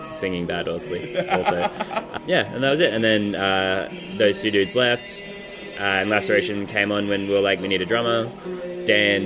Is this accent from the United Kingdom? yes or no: no; Kiama, New South Wales, Australia; I'm from Kiama